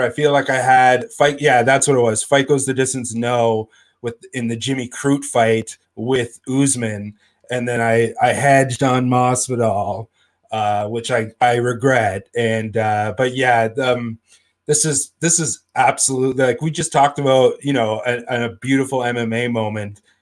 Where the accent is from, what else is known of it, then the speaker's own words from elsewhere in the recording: Northern Ontario, Canada; I'm from Northern Ontario